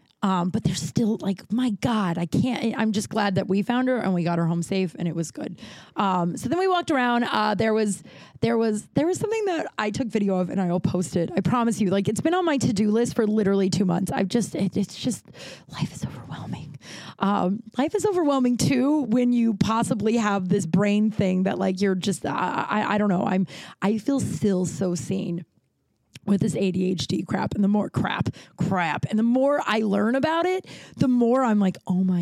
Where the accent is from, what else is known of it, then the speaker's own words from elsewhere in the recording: Colorado, United States; now in Los Angeles, United States; I'm from Colorado and I know how to ride a horse